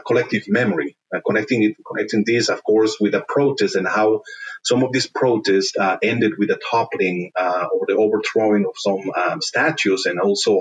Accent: Berlin, Germany; moved away; also born or lived in Latin America; I was born in Germany, in Berlin, actually, a very cosmopolitan city

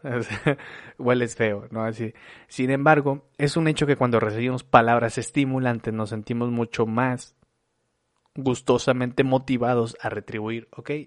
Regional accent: Torreón, Coahuila, Mexico; now in Monterrey, Mexico; soy originario de Torreón, Coahuila, pero vivo en Monterrey desde hace como 14 años, 15 años

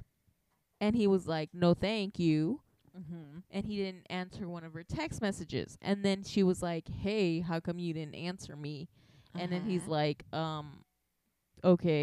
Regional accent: United States; As an American

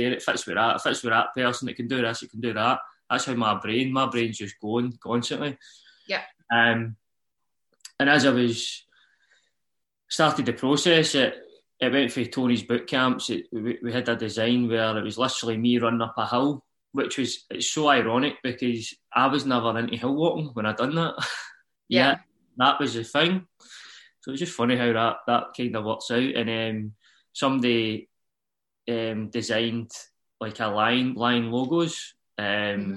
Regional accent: Uddingston, Scotland, United Kingdom; I am from Uddingston, Nowview Park, which is just next to each other

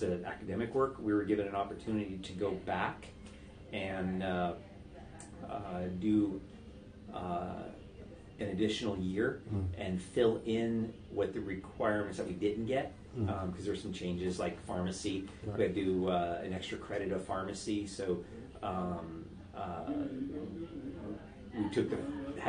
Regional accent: Southern California, United States; moved away; also born or lived in Pacific Northwest / Idaho; I'm from Southern California

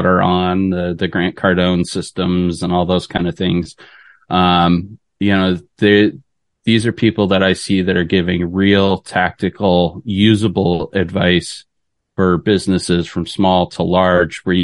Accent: Detroit, Michigan, United States; I grew up in Michigan. So good old fashioned Midwest boy. Yeah, grew up around in the Detroit area

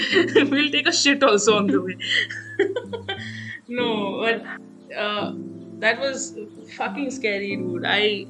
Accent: South India, India; And we're from South India, so we can't adjust to something that cold.

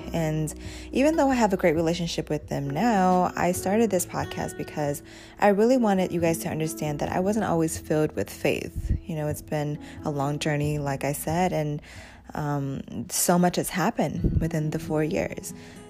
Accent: Thailand; born there; I was born in Thailand in a refugee camp called Ban Vi Nai

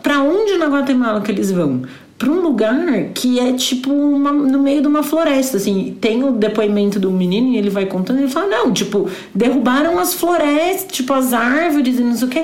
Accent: Brazil; moved away; eu sou brasileira

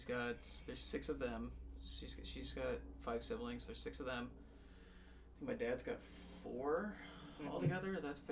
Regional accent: United States; also born or lived in Oregon / Utah / Washington; I was born in Oregon. Okay. Then I kind of grew up in Utah and then Washington.

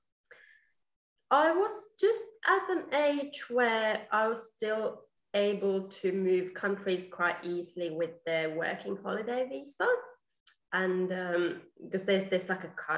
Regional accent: Finland; moved away as an adult; also born or lived in England / Australia; now in Melbourne, Australia; I grew up in Finland, and then I studied in England, and I have been in Australia for about 12 years now.

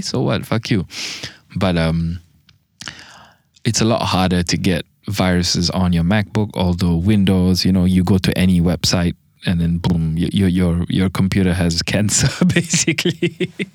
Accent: Malaysia; I'm a Malaysian.

